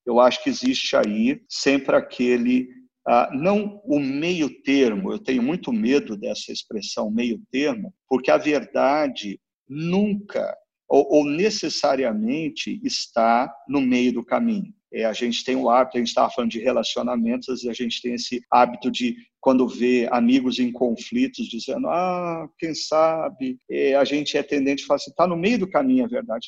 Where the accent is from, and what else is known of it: Brazil